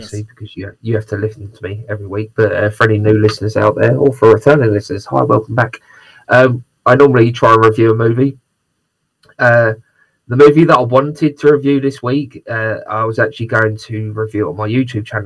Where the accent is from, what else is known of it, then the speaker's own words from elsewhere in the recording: United Kingdom; I'm very British